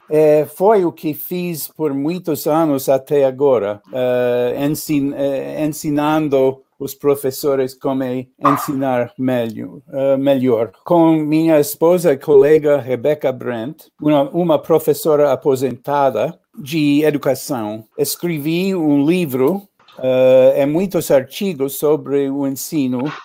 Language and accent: Portuguese; New York, United States; born there; Portuguese is a second language; Nasci em Nova York, uh, cresci em vários lugares uh, nos Estados Unidos.